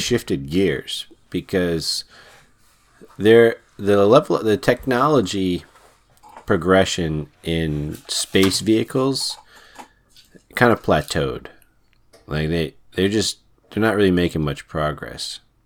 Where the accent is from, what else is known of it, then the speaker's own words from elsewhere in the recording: United States; I'm American